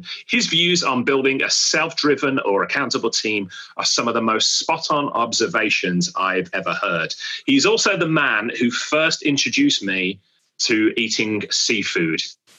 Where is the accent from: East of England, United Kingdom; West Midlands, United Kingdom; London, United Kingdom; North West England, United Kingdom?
West Midlands, United Kingdom; Birmingham; I was brought up in Birmingham in the Midlands, which is as far away from the sea as you can possibly get. And believe it or not, I've just reached 43 years of age